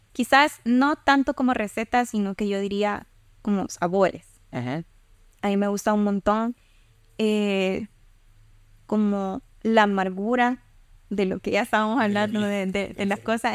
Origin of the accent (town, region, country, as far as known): El Salvador